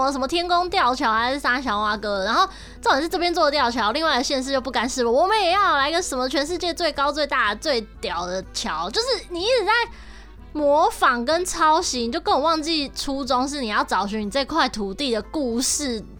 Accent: Taiwan; now in Japan; 我们身为台湾人

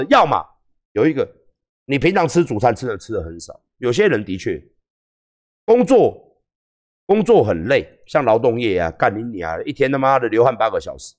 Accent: Tainan, Taiwan; 我们台南人吃糖是很自傲的事。

